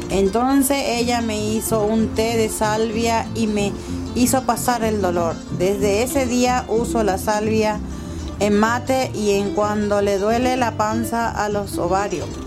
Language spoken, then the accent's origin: Spanish; Paraguay; moved away; hace 12 años que vine de Paraguay, 11 años en el barrio Los de San Blas y conozco casi a la mayoría de mis vecinos.